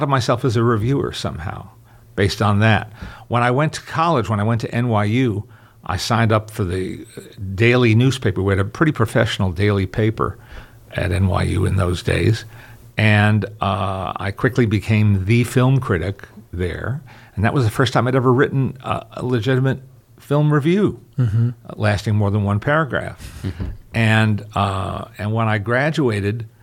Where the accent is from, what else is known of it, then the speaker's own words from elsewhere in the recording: New York area, United States; all the channels we had in the New York area